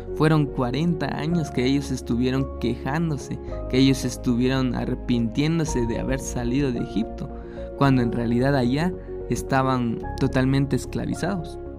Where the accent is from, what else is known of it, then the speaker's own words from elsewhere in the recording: Guatemala; en mi país Guatemala